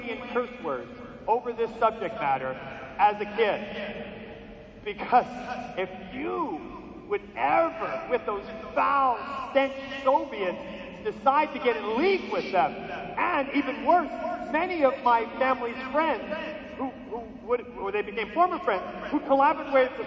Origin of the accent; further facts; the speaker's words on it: outside of New York City, United States; We grew up outside of New York City, you know, ethnic